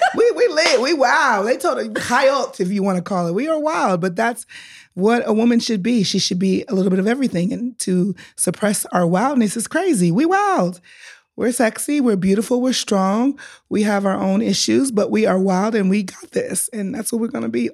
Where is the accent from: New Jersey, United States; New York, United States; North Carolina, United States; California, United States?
California, United States; Los Angeles; now in Israel; I am from L A, California